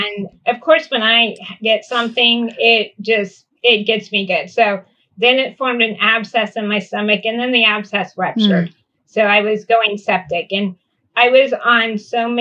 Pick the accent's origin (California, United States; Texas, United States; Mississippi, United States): California, United States; Northern; I grew up in Northern California in a very rural area